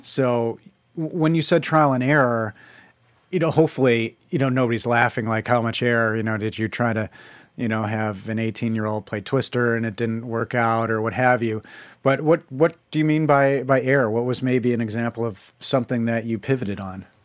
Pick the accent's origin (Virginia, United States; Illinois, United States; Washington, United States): Illinois, United States; Chicago; I'm from Chicago